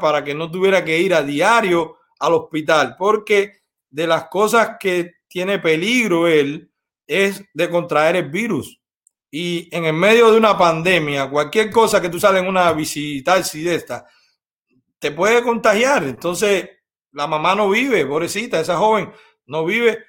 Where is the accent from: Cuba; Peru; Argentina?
Cuba; moved away; los cubanos no somos de Fidel